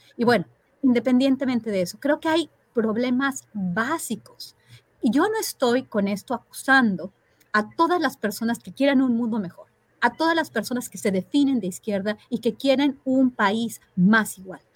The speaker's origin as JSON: {"language": "Spanish", "country": "Mexico", "said": "en mi país hay, hay promesas, hay otra visión de país"}